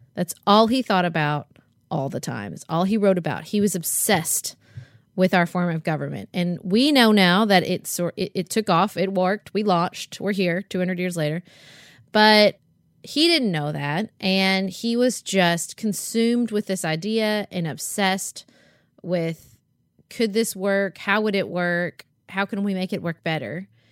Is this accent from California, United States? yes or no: no; Paducah, Kentucky, United States; my family, Paducah, the community I have there, um, my church, and being an American and, and also being a Kentuckian